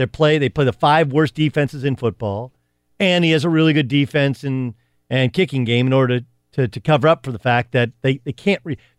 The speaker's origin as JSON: {"language": "English", "region": "Southern California", "country": "United States", "tie": "born or raised there", "said": "I grew up in Southern California."}